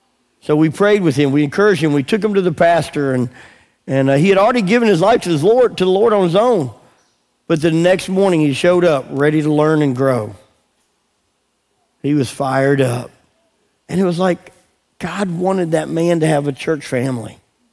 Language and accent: English; England, United Kingdom; So we go walk, and we're praying out loud in English. Of course, we're English.